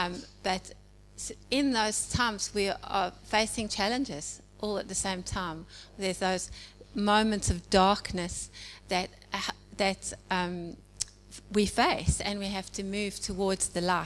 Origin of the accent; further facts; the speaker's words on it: South Africa; moved away as an adult; now in Edwardstown, Australia; as you can hear probably from my accent, I'm originally from South Africa